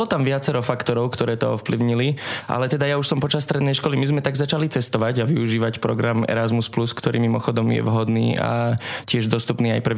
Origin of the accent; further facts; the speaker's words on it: Liptov, Žilina Region, Slovakia; also born or lived in Likavka; Áno, áno, pochádzam z Liptova.